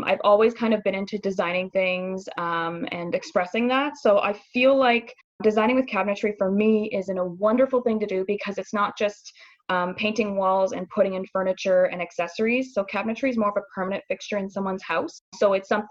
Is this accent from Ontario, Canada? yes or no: yes; Midland, Ontario, Canada; moved away as an adult; now in Windsor, Canada; I am originally from Midland, Ontario. I moved to Windsor about 3 years ago